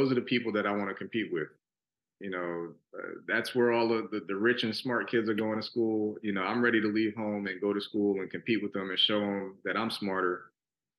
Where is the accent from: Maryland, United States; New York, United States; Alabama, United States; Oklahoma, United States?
New York, United States; New York City; now in Houston, United States; growing up in New York City, I grew up in Brooklyn and the Bronx.